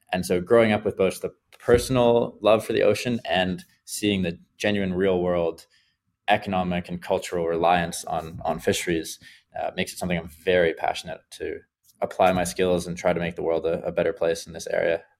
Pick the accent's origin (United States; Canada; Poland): Canada; Vancouver, British Columbia; Vancouver, uh, my hometown